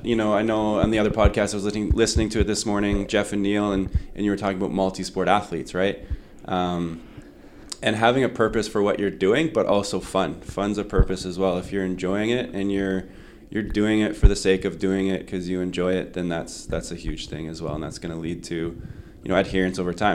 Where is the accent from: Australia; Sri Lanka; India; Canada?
Canada; Winnipeg, Manitoba; I grew up here in Winnipeg